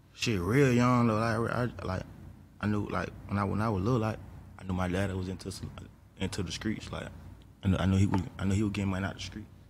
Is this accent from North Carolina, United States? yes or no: no; Atlanta, Georgia, United States; I'm from Atlanta